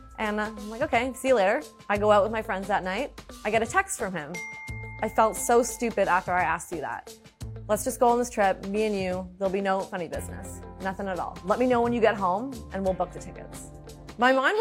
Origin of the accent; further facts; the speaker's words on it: Hamilton, Ontario, Canada; also born or lived in Toronto; I grew up in Hamilton, Ontario